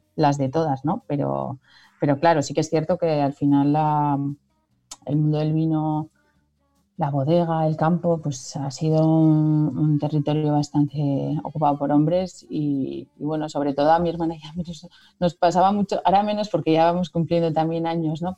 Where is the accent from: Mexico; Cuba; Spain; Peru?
Spain; San Martín de Unx, Navarre; aquí en mi pueblo, en San Martín